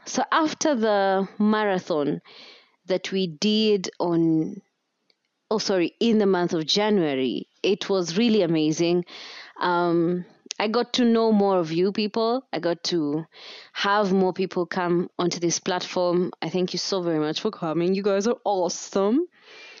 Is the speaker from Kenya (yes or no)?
yes; Kenya; as a Kenyan podcaster or as a Kenyan content creator